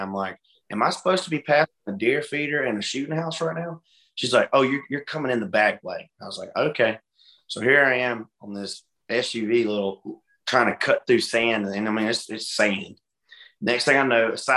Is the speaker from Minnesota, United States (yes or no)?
no; Hartford, Alabama, United States; moved away; I'm originally from Hartford, Alabama